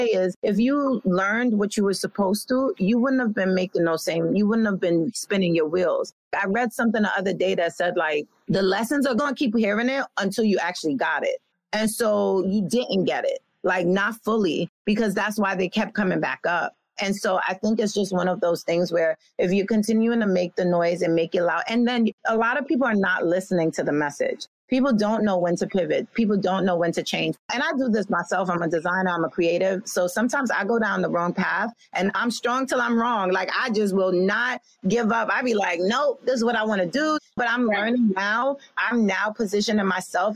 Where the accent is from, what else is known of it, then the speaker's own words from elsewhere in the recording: New York City, New York, United States; I come from a place from Brooklyn, New York, with a real street team mentality